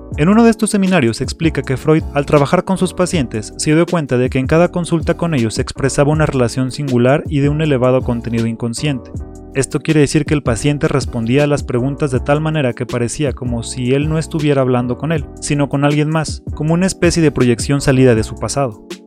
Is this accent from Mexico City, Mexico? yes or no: yes; Mexico City, Mexico; a pesar de no tener nada característico de la Ciudad de México, soy un chilango.